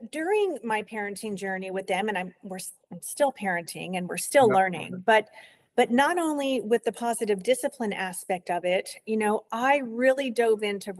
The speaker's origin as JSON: {"language": "English", "region": "New York", "country": "United States", "tie": "born there", "said": "I was born in New York, and then, you know, my own family moved around quite a bit"}